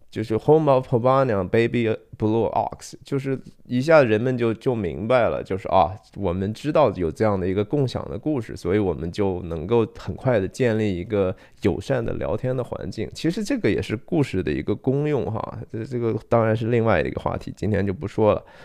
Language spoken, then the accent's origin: Chinese; Shanxi, China; 我是山西人哈